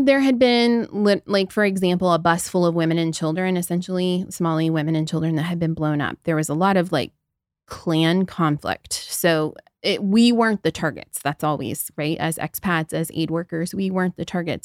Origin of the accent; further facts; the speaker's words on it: Southern Ohio, United States; moved away; I grew up in the Midwest. I'm from Southern Ohio. I essentially grew up in the middle of a cornfield